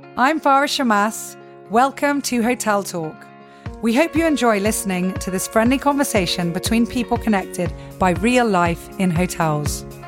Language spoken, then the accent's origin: English; Limassol, Limassol District, Cyprus; especially the Limassolians, we're very, very proud